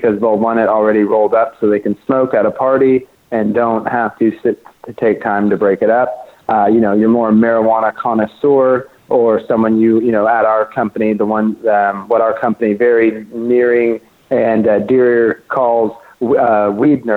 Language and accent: English; Oklahoma, United States; now in Los Angeles, United States; I grew up growing outdoor in Oklahoma, that's where I'm from